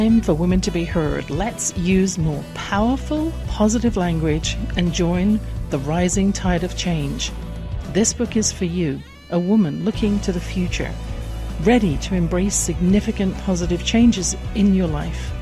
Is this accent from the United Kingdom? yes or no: yes; England, United Kingdom; born or raised there